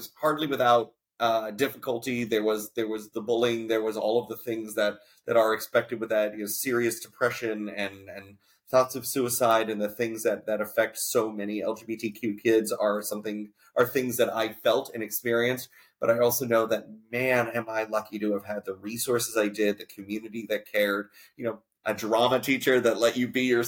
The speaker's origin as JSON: {"language": "English", "town": "Coral Springs", "region": "Florida", "country": "United States", "tie": "born or raised there", "also_born_or_lived": "Atlantic City area, New Jersey", "moved": "yes", "said": "home for me was South Florida. I grew up in the Fort Lauderdale area, a great town called Coral Springs"}